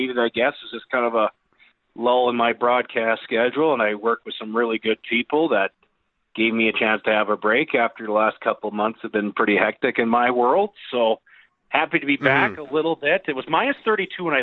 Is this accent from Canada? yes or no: yes; Okotoks, Alberta, Canada; I guess that is my hometown team